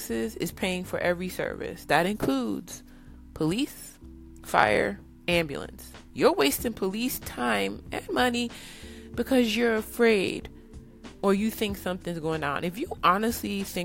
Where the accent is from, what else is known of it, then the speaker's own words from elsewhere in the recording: New York City, New York, United States; I grew up in New York City